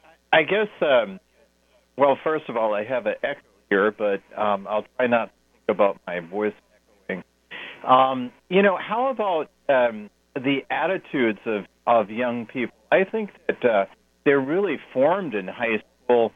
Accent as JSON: {"language": "English", "region": "New York", "country": "United States", "tie": "born or raised there", "said": "I grew up in New York."}